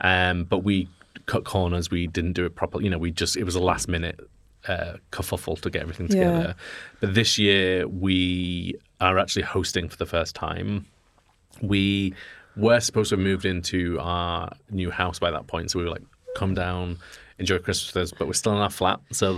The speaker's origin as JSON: {"language": "English", "region": "Yorkshire and the Humber", "country": "United Kingdom", "said": "Yorkshire. We're from Yorkshire."}